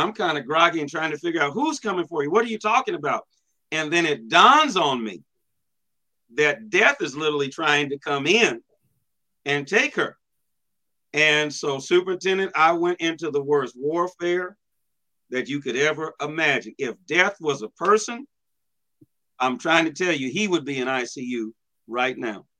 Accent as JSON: {"language": "English", "region": "Washington", "country": "United States", "moved": "yes", "lives_now": "Midwest, United States", "said": "my home state of Washington"}